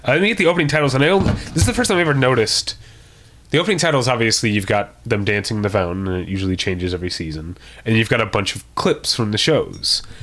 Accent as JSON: {"language": "English", "region": "Missouri", "country": "United States", "said": "I was from Missouri"}